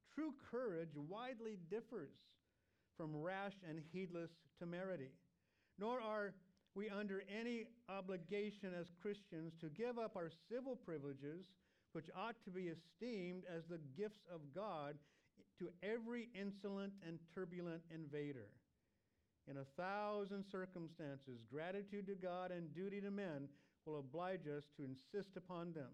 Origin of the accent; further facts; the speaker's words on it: United States; we also are Americans